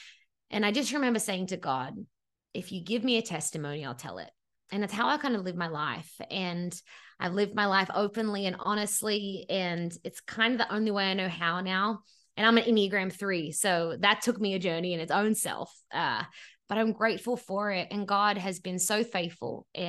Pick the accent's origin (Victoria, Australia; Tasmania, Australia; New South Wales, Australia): New South Wales, Australia; Sydney; moved away as an adult; now in Los Angeles, United States; And 10 years ago, I moved to Los Angeles from my childhood bedroom in Sydney, Australia, which is always an important point because I had never lived by myself.